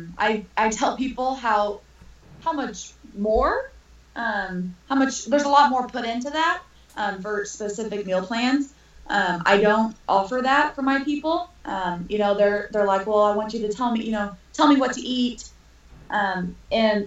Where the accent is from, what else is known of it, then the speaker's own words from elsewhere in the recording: Evansville, Indiana, United States; moved away as an adult; now in Northern Kentucky, United States; I am originally from Evansville, Indiana. I now live in Northern Kentucky, Cincinnati area.